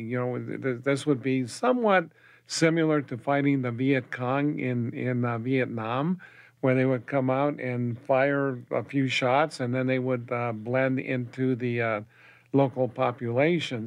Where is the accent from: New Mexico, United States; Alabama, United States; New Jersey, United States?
New Mexico, United States; Española; also born or lived in Las Cruces, New Mexico; I was born and raised in Espanola, New Mexico